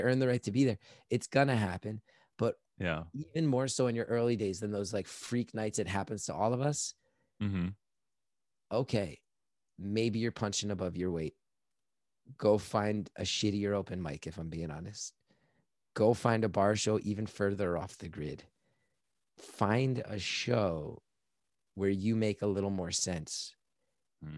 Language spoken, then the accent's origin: English; New York, United States; I'm like this New Yorker